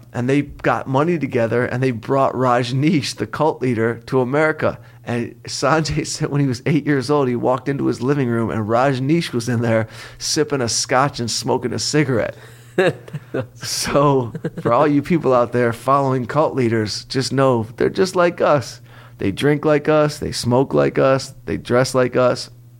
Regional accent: Detroit, Michigan, United States; moved away; also born or lived in Southfield, Michigan; I'm from Detroit

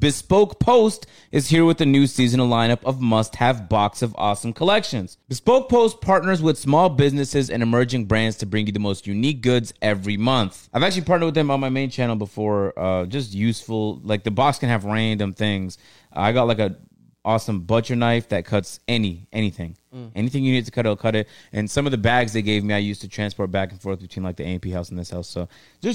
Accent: Canada; I'm from Canada

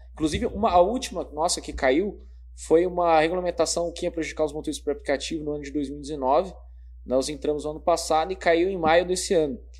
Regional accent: São Paulo, Brazil; moved away as an adult; now in Sorocaba, Brazil; nasci em São Paulo, né? Há, há 12 anos moro em Sorocaba, na Zona Norte

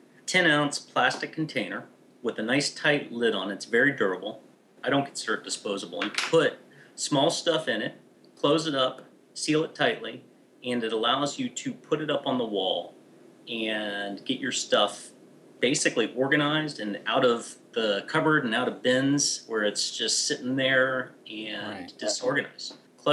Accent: United States; But I'm American, so.

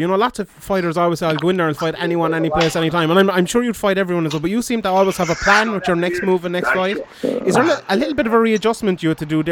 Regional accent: Limerick, Munster, Ireland; I'm from Limerick

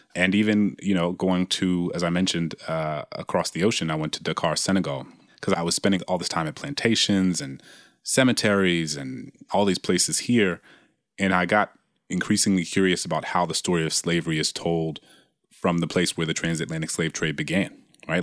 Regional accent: the South, United States; I grew up in the South

